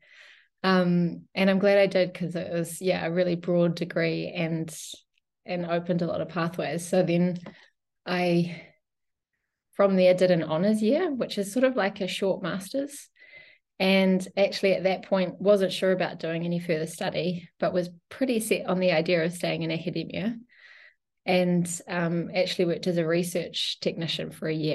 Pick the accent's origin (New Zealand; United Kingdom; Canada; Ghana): New Zealand; now in Switzerland; I'm originally from New Zealand, but I've spent a long time elsewhere